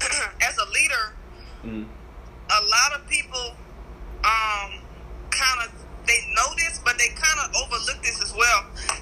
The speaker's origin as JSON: {"language": "English", "town": "Baton Rouge", "region": "Louisiana", "country": "United States", "also_born_or_lived": "Dallas", "moved": "as an adult", "lives_now": "New Orleans, United States", "said": "I'm originally from Baton Rouge, Louisiana."}